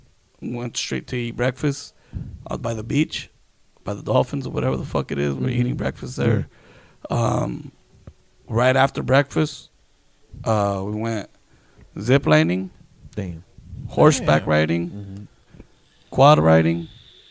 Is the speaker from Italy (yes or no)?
no; San Diego, California, United States; I'm from San Diego